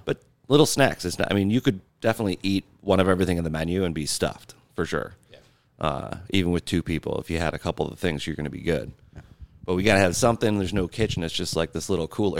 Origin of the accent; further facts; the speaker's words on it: Grand Rapids, Michigan, United States; moved away as an adult; now in Buffalo, United States; I'm from Grand Rapids, Michigan